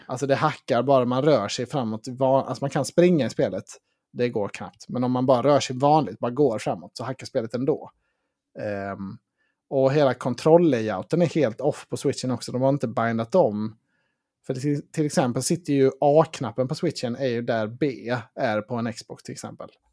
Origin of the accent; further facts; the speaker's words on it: Sweden; vi svenskar